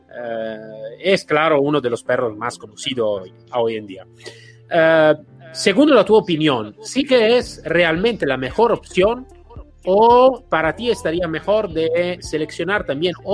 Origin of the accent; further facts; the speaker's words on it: Italy; Spanish is a second language; Soy un italiano raro, lo sé, lo